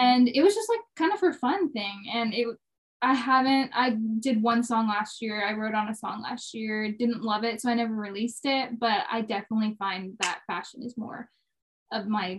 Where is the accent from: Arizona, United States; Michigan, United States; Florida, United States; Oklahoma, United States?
Florida, United States; Jacksonville; moved away as an adult; now in Nashville, United States; I grew up in Jacksonville, Florida. I moved to Nashville when I was 18.